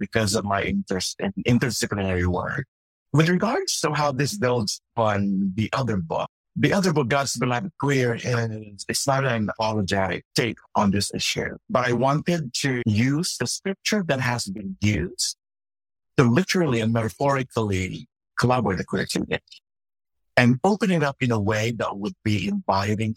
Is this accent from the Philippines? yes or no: yes; Philippines; moved away; I grew up in the Philippines, and I grew up in a Methodist church